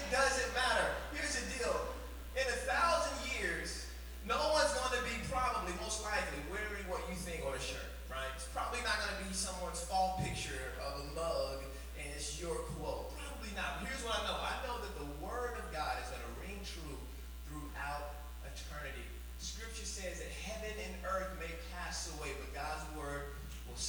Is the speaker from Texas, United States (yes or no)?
yes; Arlington, Texas, United States; My wife and I, we're from Arlington, Texas